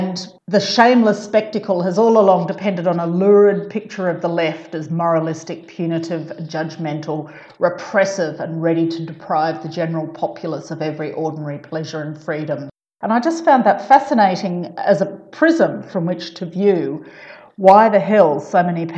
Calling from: Brisbane, Queensland, Australia; I'm talking from Meanjin, which is also known as Brisbane, and I'm on Yuggera and Turrbal land.

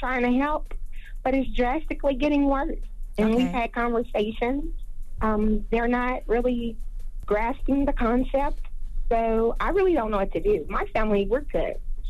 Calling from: Austin, Texas, United States; Yeah, I'm calling from Austin, Texas.

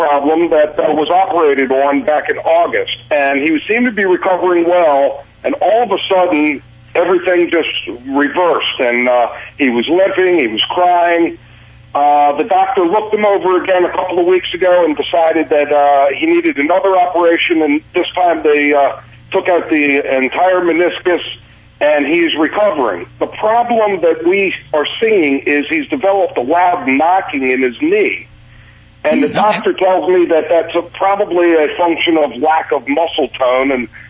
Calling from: Baltimore, Maryland, United States; Baltimore, Maryland, actually.

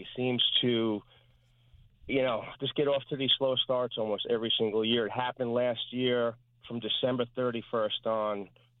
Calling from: East Rockaway, New York, United States; East Rockaway.

